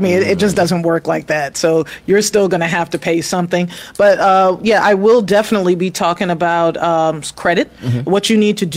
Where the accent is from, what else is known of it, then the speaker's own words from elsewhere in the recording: New York City, New York, United States; also born or lived in Queens, New York; now in Atlanta, United States; I grew up in New York City. I lived in the Bronx for the first 10 years of my life.